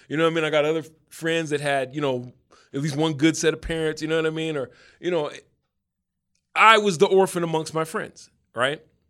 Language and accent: English; Denver, Colorado, United States; I grew up in Denver still.